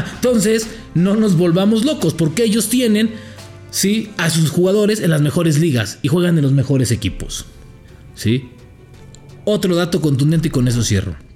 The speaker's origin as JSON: {"language": "Spanish", "country": "Mexico"}